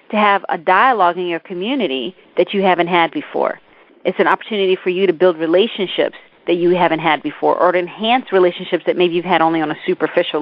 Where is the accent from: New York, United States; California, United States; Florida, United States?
New York, United States; New York City; also born or lived in Mississippi; my experience growing up in the Bronx, in South Bronx, growing up in foster care